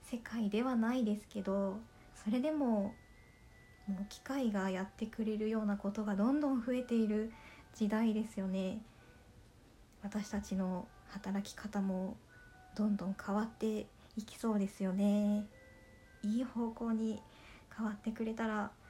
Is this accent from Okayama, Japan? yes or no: yes; Okayama, Japan; now in Kansai, Japan; 私はもともと岡山の出身で関西人ではなかったわけですけど今は関西人のつもりですし関西弁は好きなので楽しく読めますね